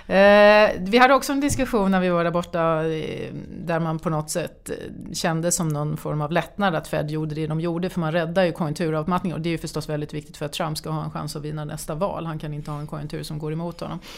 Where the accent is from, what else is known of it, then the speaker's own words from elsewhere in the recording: Sweden; som svensk